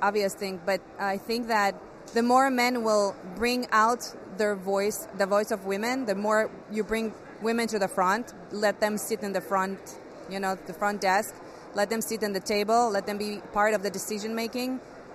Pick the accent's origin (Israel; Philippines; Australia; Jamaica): Israel; Growing up in Israel, it's always like, you know, war zone